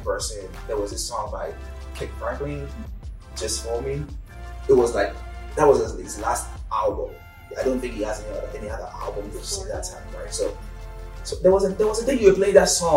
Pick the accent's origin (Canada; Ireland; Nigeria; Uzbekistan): Nigeria; moved away as an adult; now in Bowling Green, United States; I'm Nigerian, for those who don't know. I was in Nigeria back then.